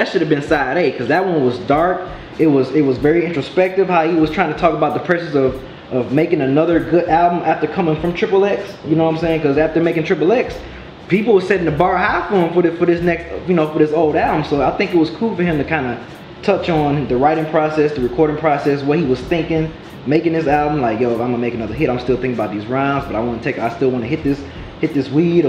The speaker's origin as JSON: {"language": "English", "town": "Detroit", "region": "Michigan", "country": "United States", "tie": "born or raised there", "said": "I'm from Detroit. This is where I grew up. This is my hardship."}